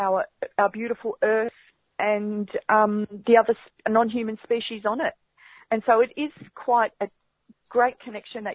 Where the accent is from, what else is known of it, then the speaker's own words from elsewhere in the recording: Barham, New South Wales, Australia; now in Melbourne, Australia; I grew up on Barabarapa land, up at Barham, just like you said, up on the Murray River